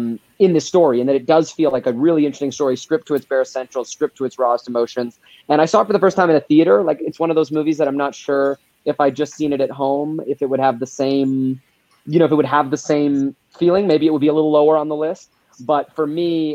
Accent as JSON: {"language": "English", "region": "Alberta", "country": "Canada", "tie": "born or raised there", "said": "I'm from Alberta, and that's where I am right now, and it's actually filmed in Alberta where I grew up."}